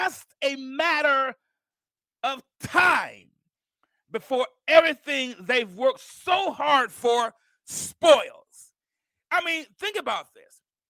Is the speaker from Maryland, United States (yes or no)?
no; Mount Vernon, New York, United States; now in Alabama, United States; I'm from Mount Vernon, New York, and my grandmother lived here in Alabama